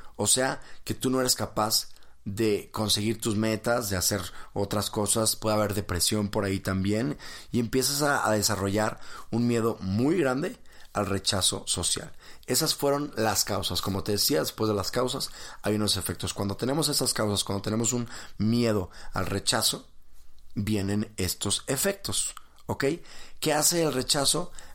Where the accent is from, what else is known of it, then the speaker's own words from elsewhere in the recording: Mexico; estoy en México, soy mexicano